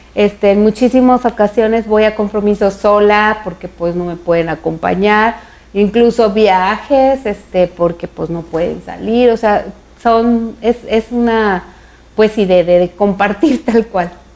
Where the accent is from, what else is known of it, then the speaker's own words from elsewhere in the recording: Zapopan, Jalisco, Mexico; also born or lived in Guadalajara, Jalisco; Zapopan, Jalisco, ahí crecimos.